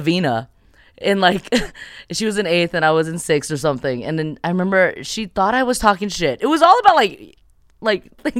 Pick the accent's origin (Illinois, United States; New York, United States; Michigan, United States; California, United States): California, United States; 626 is such a bubble, you know? Which, and it's my hometown.